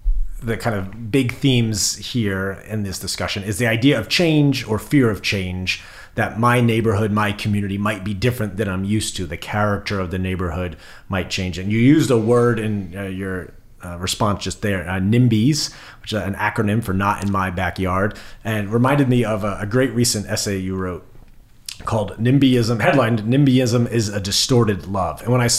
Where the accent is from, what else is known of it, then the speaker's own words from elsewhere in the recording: central New Jersey, United States; As a fellow central Jersey native